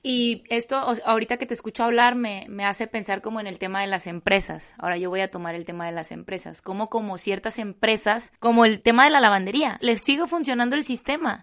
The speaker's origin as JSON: {"language": "Spanish", "country": "Mexico", "said": "hablo de México porque es en el país en el que vivo"}